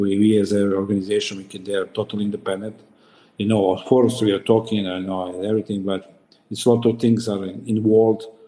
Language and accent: English; Serbia; moved away; I'm coming from Serbia. It's different mentality